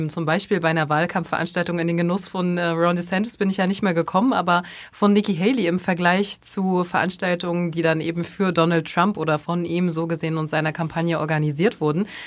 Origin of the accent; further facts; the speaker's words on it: Bremen, Germany; aber für mich als, als Bremerin sozusagen ist